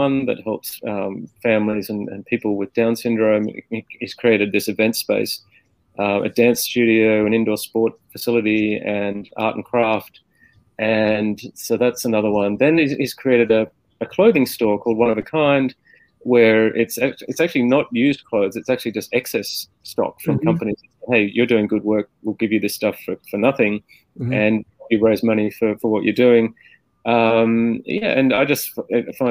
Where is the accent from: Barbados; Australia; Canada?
Australia; Armidale, New South Wales; I'm from Australia, like, you know, Armidale, New South Wales, between Sydney